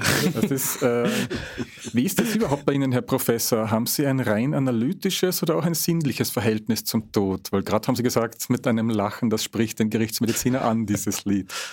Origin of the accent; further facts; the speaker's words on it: Carinthia, Austria; Ich bin ja gebürtiger Kärntner